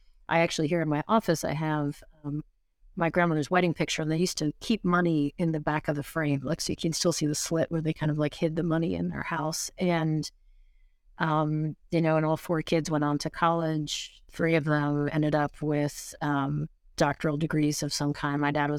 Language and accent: English; Norwich, Connecticut, United States; I grew up in Norwich, Connecticut, and then my mom actually had a place just outside of Mystic, and then she also lived in West Hartford for a while too.